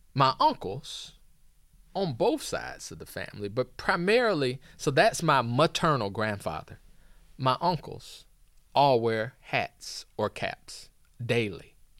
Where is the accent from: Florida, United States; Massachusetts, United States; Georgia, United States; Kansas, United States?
Georgia, United States; Atlanta; now in Princeton, United States; I come from Atlanta where, you know, there we have our own sense of style